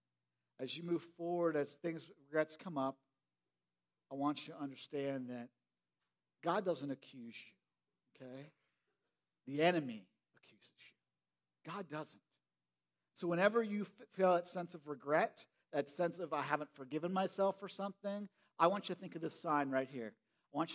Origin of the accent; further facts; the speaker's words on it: United States; I grew up in Perry County, you know, and I grew up in this old farmhouse